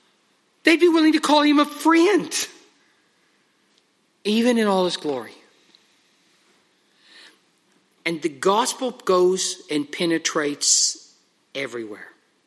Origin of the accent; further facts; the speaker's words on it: United Kingdom; and we know how we are, we're very British, most of us, that we all very politely pray one at a time.